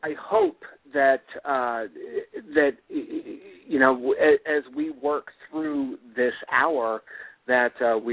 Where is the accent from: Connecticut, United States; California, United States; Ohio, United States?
California, United States; Southern; I worked at Disneyland when I grew up in Southern California